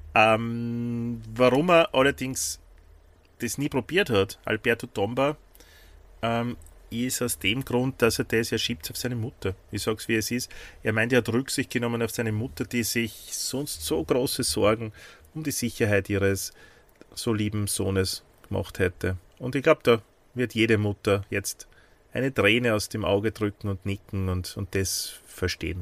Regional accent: Austria; accent: Austrian; auf Österreichisch

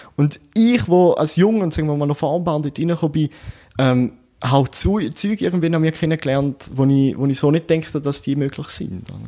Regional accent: Eastern Switzerland, Switzerland; bei uns in der Ostschweiz

